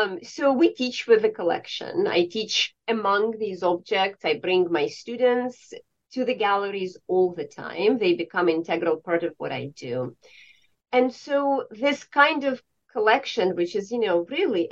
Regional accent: Tallinn, Harju County, Estonia; moved away; Well, I grew up in Estonia. I grew up in Tallinn, and that is a medieval place.

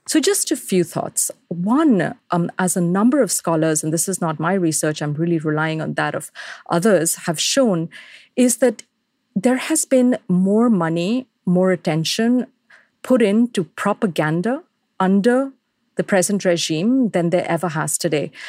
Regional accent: Delhi, India; moved away as an adult; now in United States; people in my hometown of Delhi

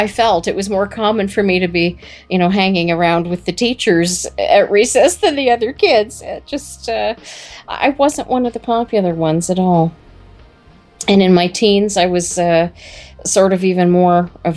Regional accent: Brantford, Ontario, Canada; Climax Connection sprung from a Brantford girl

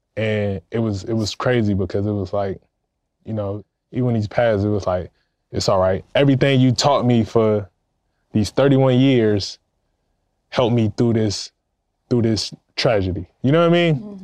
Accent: Compton, California, United States; I grew up in Compton, California

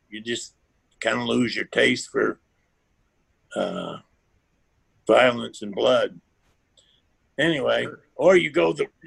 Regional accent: the South, United States; I, we even growing up in the South, I didn't wear overalls.

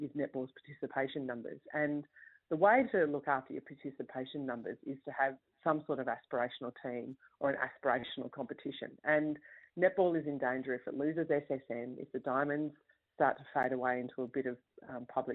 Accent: Sydney, New South Wales, Australia; me as a kid growing up in Western Sydney

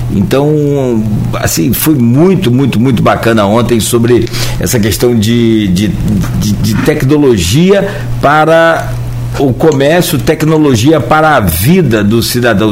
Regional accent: Italva, Rio de Janeiro, Brazil; eu tenho 51 anos, eu sou de Italva.

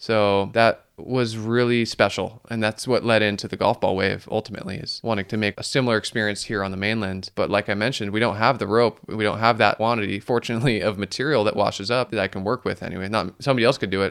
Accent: Santa Cruz, California, United States; growing up in Santa Cruz in the Monterey Bay National Marine Sanctuary

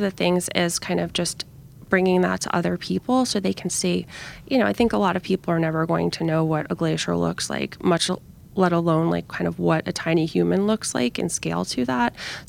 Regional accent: New York, United States; So kind of starting in New York, my hometown, and then ending up in Geneva, which has been a great swim destination for me.

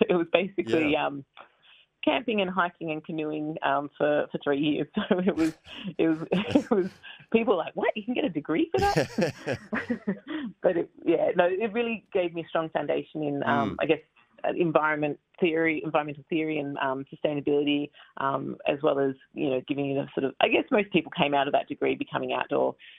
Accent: Melbourne, Victoria, Australia; moved away; I grew up in Blackburn in Melbourne.

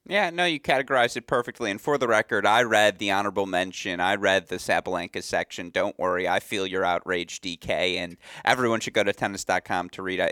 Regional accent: West Bloomfield, Michigan, United States; I grew up training. Shout out Sports Club West Bloomfield

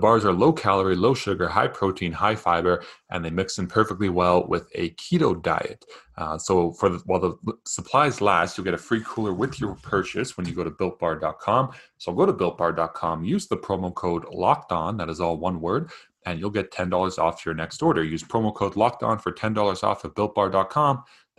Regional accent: Canada; now in United States; Canadian bias that I have living in the States.

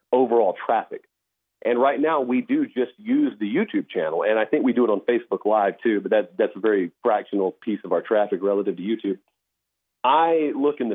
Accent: Georgia, United States; I'm growing up in Georgia.

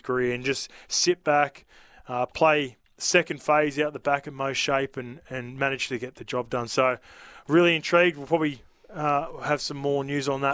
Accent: Australia; also born or lived in New Zealand; I grew up here from three years old all the way

